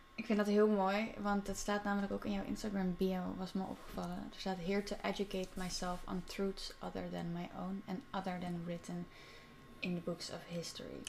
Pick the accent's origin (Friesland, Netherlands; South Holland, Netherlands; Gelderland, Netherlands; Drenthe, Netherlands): South Holland, Netherlands; The Hague; now in Amsterdam, Netherlands; in Den Haag, waar ik vandaan kom.